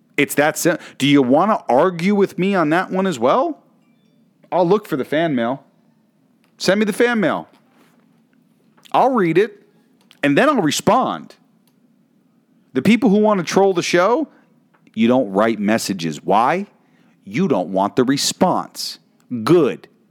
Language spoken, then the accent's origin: English; New York City, New York, United States; that is my home state, my hometown